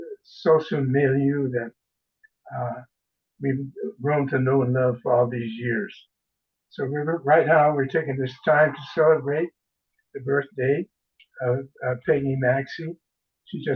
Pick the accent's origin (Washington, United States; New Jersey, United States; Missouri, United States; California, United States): Washington, United States; Seattle; also born or lived in Texas; we all grew up in Seattle